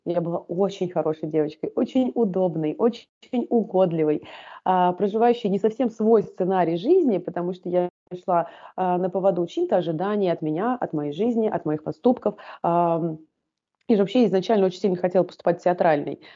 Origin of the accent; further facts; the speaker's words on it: Volgograd, Volgograd Oblast, Russia; also born or lived in Tashkent, Uzbekistan; Так мы оказались в городе Волгограде. А, оказались мы там в статусе вынужденных переселенцев. Жили мы первые года в таком подвальном помещении